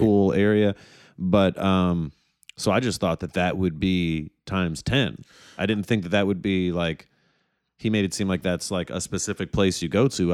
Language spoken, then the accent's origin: English; Detroit, Michigan, United States; I was from Detroit